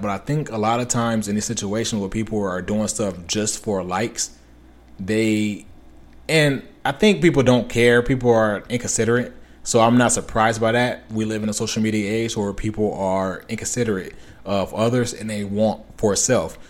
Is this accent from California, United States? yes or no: yes; Los Angeles, California, United States; I'm from Los Angeles, California, or from the area within Los Angeles, Los Angeles, California.